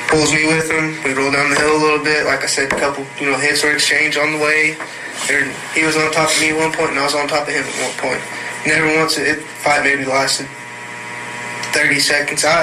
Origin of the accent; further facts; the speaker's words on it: Old River, United States; I grew up in Old River